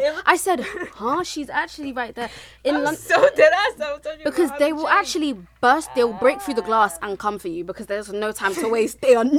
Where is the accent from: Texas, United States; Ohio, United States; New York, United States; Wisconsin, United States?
New York, United States; As a New Yorker